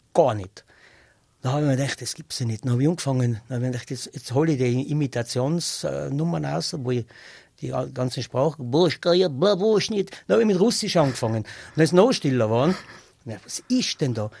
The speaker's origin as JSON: {"language": "German", "region": "North Tyrol", "country": "Austria", "tie": "born or raised there", "also_born_or_lived": "Styria / Ulten Valley, South Tyrol (family origin)", "said": "Ich bin in Nordtirol aufgewachsen und äh, ich bin da daheim und ich, ich bin am liebsten da daheim"}